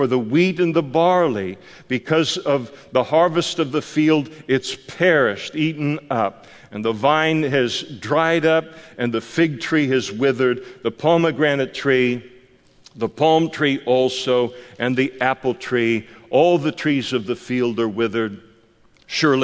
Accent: United States; I'm an American

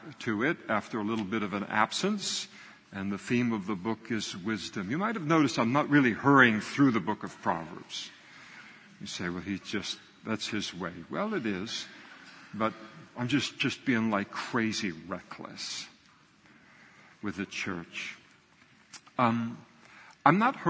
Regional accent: United States; I grew up in the United States of America

